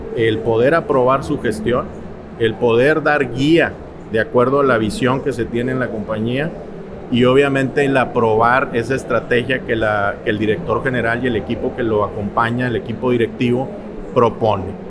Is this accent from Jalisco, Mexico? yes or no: no; Monterrey, Nuevo León, Mexico; soy montano de nacimiento, de mamá tamaulipeca, de padre regiomontano. Crecí, estudié en Monterrey